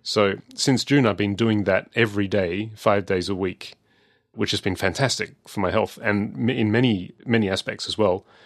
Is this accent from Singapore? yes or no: no; Adelaide, South Australia, Australia; I'm from Adelaide